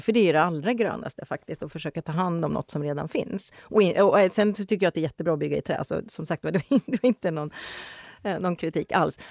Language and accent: Swedish; Gothenburg, Västra Götaland, Sweden; now in Stockholm, Sweden